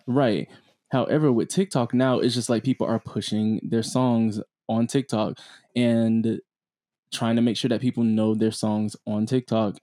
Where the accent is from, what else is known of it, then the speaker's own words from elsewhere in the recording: South Florida, United States; I'm from South Florida